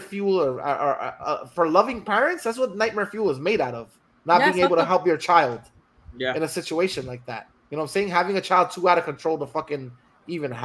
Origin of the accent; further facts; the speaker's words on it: New Jersey, United States; growing up in New Jersey